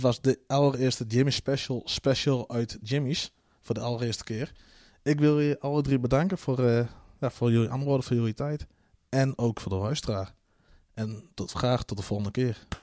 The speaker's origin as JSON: {"language": "Dutch", "region": "Friesland", "country": "Netherlands", "tie": "born or raised there", "also_born_or_lived": "South America / Colombia"}